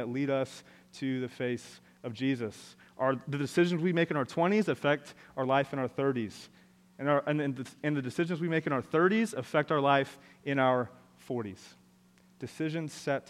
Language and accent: English; Orlando, Florida, United States; I am from Orlando